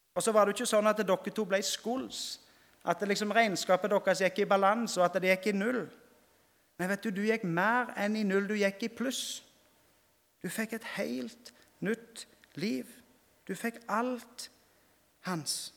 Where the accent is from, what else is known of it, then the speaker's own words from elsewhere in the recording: Rogaland, Norway; hjemme på Vea når jeg gikk i, i 4. klasse, så fikk jeg utdelt en bibel